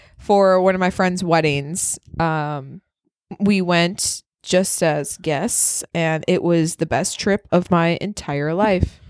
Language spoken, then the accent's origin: English; Wisconsin, United States; accent: northern